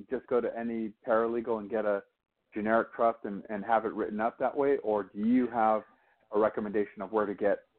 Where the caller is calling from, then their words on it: Monterey, California, United States; I'm calling from I'm calling from Monterey, California.